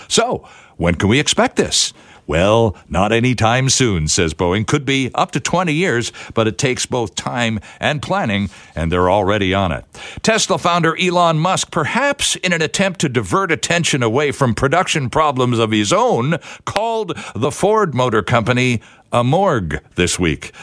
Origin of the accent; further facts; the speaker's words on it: Toronto, Ontario, Canada; now in Vancouver, Canada; I grew up in Toronto listening to him read the sports every day at noon